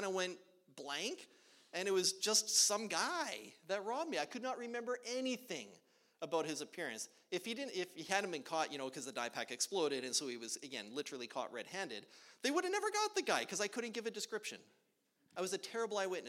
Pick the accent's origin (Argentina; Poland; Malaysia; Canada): Canada; Edmonton, Alberta; moved away as an adult; now in Oklahoma, United States; I grew up in Edmonton, Alberta, Canada